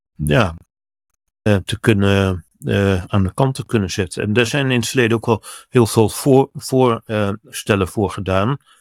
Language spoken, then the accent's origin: Dutch; Netherlands; bij ons in Den Haag